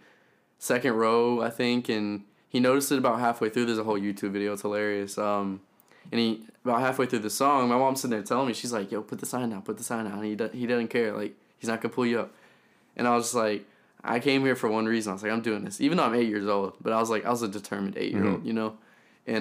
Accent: Elizabethtown, Kentucky, United States; moved away as an adult; now in Nashville, United States; I grew up in a small town in Kentucky called Elizabethtown

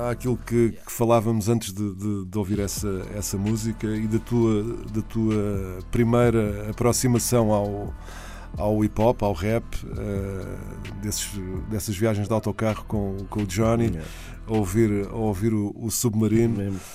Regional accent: Carcavelos, Lisbon, Portugal; eu sou de, de Carcavelos

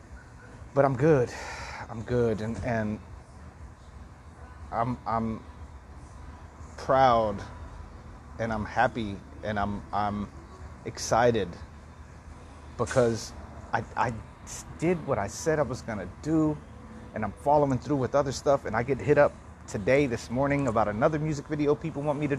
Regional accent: Texas, United States; now in Los Angeles, United States; Texas, I can't really get back to, you know? I would love to be able to go back and regroup and recharge my batteries in my hometown

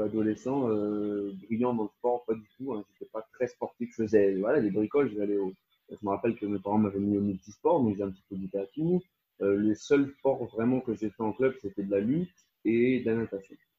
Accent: France; now in Netherlands; je suis français, mais j'habite aux, Pays-Bas

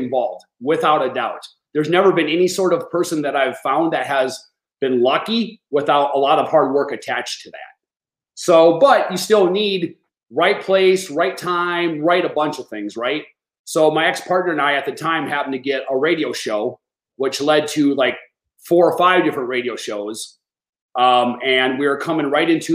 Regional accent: Madison, Wisconsin, United States; moved away; I'm originally from Madison, Wisconsin

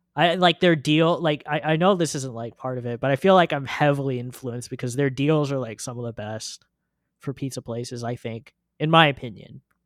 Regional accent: California, United States; I grew up in California

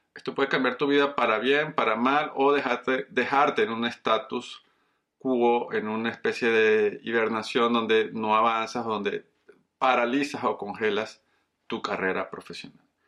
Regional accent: Venezuela; moved away as an adult; also born or lived in Colombia / Caracas, Venezuela; now in Coral Springs, United States; soy un colombiano criado en Venezuela

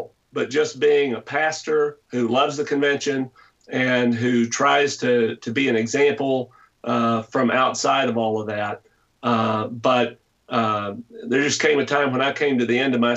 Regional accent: Lake City, Arkansas, United States; I was born in Northeast Arkansas, so across a couple of rivers, and I could have been there, in a small town called Lake City

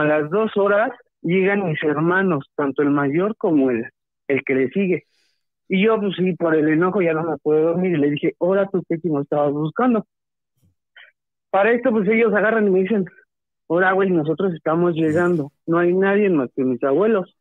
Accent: Toluca, State of Mexico, Mexico; de aquí de Toluca, Estado de México

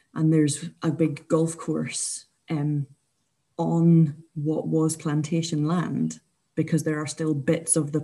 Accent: Scotland, United Kingdom; as Scottish people

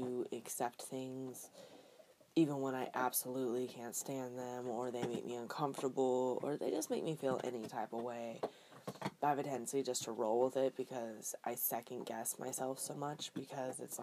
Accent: Northern California, United States; growing up in NorCal

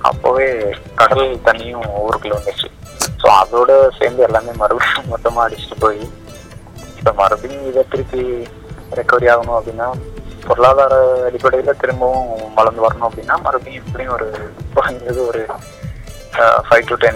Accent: Tamil Nadu, India; என்னோட சொந்த ஊர் வேளாங்கண்ணி பக்கத்துல சின்ன கிராமம்

